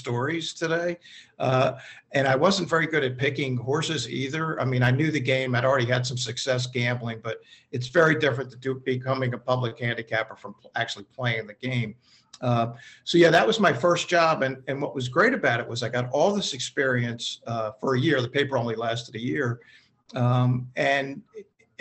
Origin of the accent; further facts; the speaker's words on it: Baltimore, Maryland, United States; I grew up in Baltimore, went to college, University of Maryland